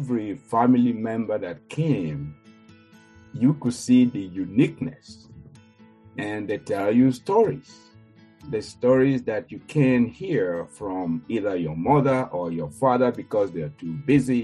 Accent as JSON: {"language": "English", "country": "Nigeria", "tie": "born or raised there", "moved": "yes", "said": "growing up in Nigeria"}